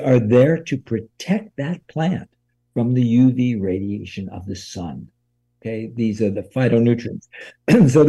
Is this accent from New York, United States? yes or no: yes; New York, United States; now in California, United States; I grew up in New York